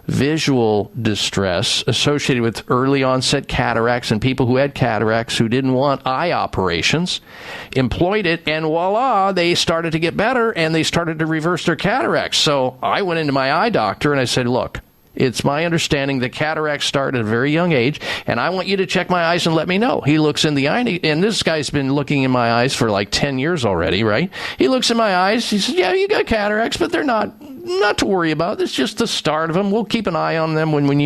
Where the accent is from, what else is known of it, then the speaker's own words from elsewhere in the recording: Midwest, United States; They didn't tell me about eating well when I was young, growing up in the Midwest